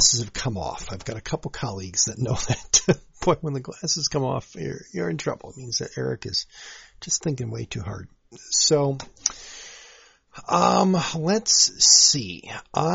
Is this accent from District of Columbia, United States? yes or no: no; Saint Paul, Minnesota, United States; I grew up in the Midway District of the Minneapolis-St. Paul metro area